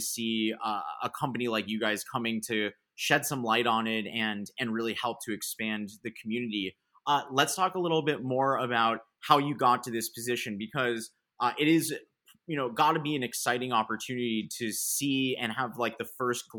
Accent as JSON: {"language": "English", "town": "Manhattan Beach", "region": "California", "country": "United States", "tie": "born or raised there", "said": "I grew up also in Manhattan Beach, so in Southern Los Angeles."}